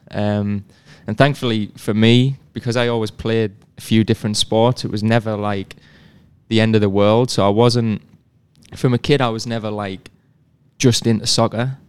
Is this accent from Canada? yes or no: no; near Sunderland, North East England, United Kingdom; moved away as an adult; now in Chattanooga, United States; I'm from the Northeast, so pretty close to Sunderland. It's a little town called Sperrymount.